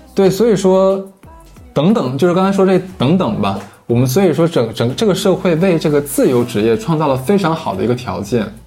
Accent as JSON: {"language": "Chinese", "region": "Northeast China", "country": "China", "accent": "Northeastern dialect", "said": "总感觉你就是我们东北话的话，你就是个二流子"}